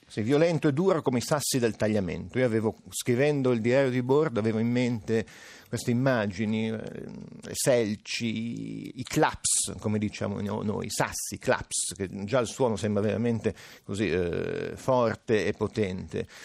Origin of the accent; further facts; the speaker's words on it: Alessandria, Piedmont, Italy; accent: Alessandrian R; also born or lived in Friuli; questa R che sentite è tipicamente alessandrina